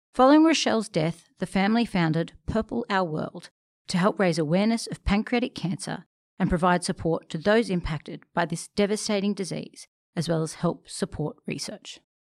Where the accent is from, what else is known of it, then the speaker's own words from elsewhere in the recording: Sydney, New South Wales, Australia; I grew up in Bronte